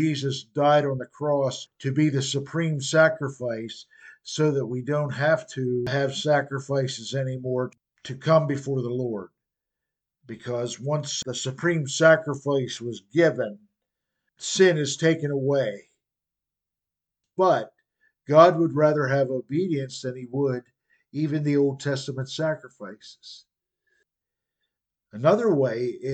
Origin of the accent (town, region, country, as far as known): United States